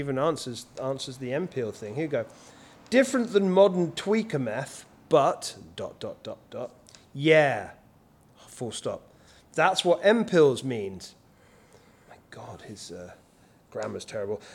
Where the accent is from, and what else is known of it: England, United Kingdom